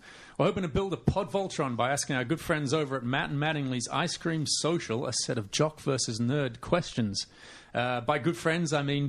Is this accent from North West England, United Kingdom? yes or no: yes; Morecambe, North West England, United Kingdom; I was born in a place called Morecambe, England.